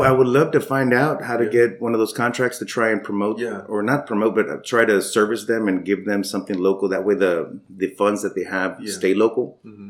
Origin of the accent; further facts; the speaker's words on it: Brownsville, Texas, United States; also born or lived in Austin, Texas; I was born in Brownsville, raised partially in Austin, and then came back.